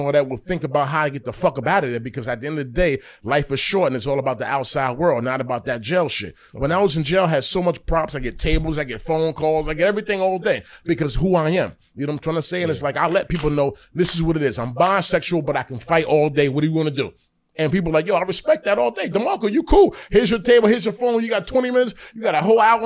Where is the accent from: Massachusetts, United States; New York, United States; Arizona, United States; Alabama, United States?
New York, United States; Yonkers; I'm from Yonkers